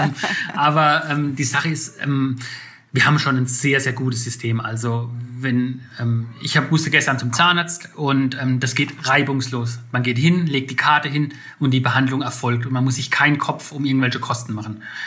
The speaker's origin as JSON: {"language": "German", "region": "Rhineland-Palatinate", "country": "Germany", "moved": "yes", "lives_now": "Berlin, Germany", "said": "ich komme zum Beispiel ursprünglich aus der Pfalz, da gibt es mehr Rehe wie Menschen"}